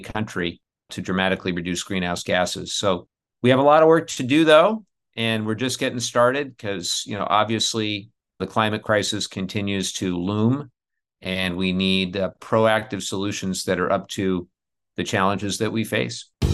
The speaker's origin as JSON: {"language": "English", "region": "Southern California", "country": "United States", "tie": "born or raised there", "said": "where I grew up in Southern California. We grew up in the era of the smog alerts"}